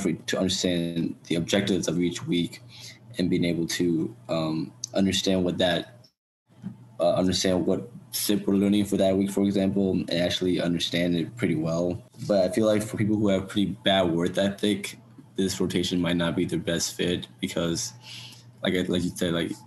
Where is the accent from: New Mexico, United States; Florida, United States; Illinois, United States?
Illinois, United States; Chicago; now in St. Louis, United States; I'm originally from Chicago, so it's a 5-hour drive for me to come to St. Louis